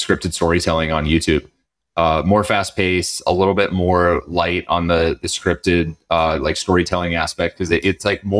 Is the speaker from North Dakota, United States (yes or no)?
yes; North Dakota, United States; moved away; I am from North Dakota.